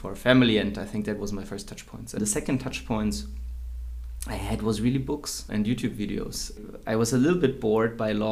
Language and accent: English; Würzburg, Bavaria, Germany; also born or lived in Tomsk, Russia / Heidelberg; I grew up in Würzburg, a German town, a German city, not too big, until I started studying law in Heidelberg